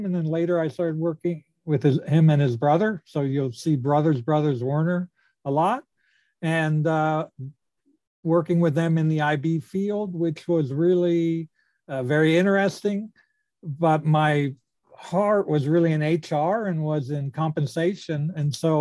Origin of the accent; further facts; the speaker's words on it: California, United States; moved away as an adult; also born or lived in Toronto, Canada / Florida; now in Houston, United States; moved to California when I was 2. And so I grew up in California